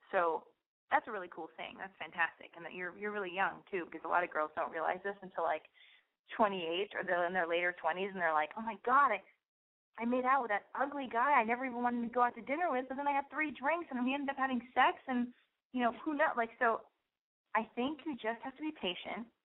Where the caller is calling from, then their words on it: New York City, New York, United States; I'm calling from Brooklyn, and I'm 22.